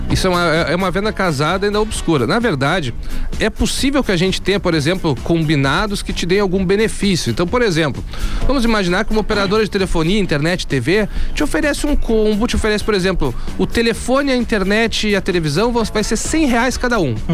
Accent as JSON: {"language": "Portuguese", "town": "Pelotas", "region": "Rio Grande do Sul", "country": "Brazil", "tie": "born or raised there", "said": "sou natural de Pelotas e resido aqui até hoje"}